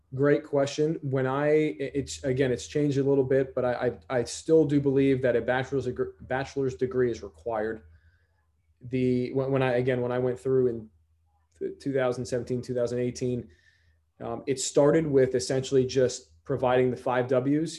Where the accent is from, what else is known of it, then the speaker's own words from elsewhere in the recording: Stamford, Connecticut, United States; moved away as an adult; I'm originally from Stamford, Connecticut